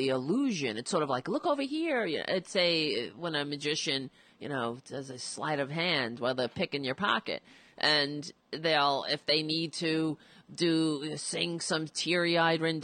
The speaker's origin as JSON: {"language": "English", "country": "United States", "said": "as an American"}